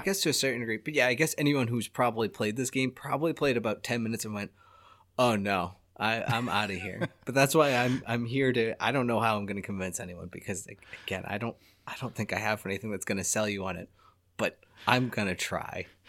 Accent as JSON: {"language": "English", "country": "United States", "said": "I'm American."}